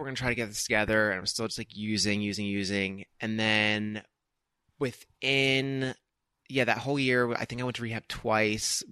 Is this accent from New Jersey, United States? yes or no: yes; New Jersey, United States; moved away as an adult; now in Los Angeles, United States; I grew up in Jersey